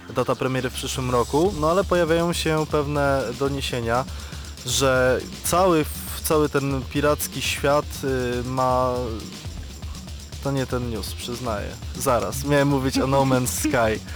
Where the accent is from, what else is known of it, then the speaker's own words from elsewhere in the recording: Radom, Masovian Voivodeship, Poland; ja pochodzę z Radomia